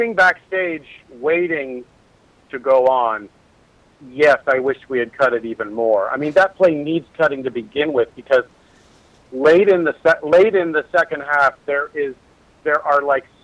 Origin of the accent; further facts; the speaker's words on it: Santa Cruz, California, United States; now in Los Angeles area, United States; I grew up in Santa Cruz with Shakespeare Santa Cruz